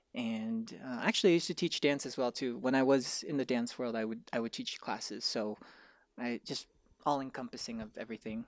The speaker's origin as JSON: {"language": "English", "town": "Irvine", "region": "California", "country": "United States", "said": "I'm from Orange County, I'm from Irvine"}